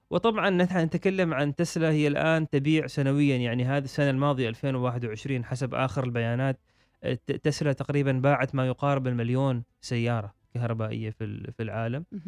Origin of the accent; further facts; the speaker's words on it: Oman; نحن مثلا عندنا في الخليج او في السلطنه